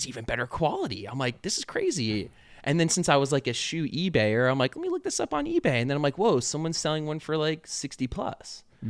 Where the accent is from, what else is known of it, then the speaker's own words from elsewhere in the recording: Leesburg, Virginia, United States; now in Richmond, United States; We grew up in Leesburg, and there was an outlet mall there.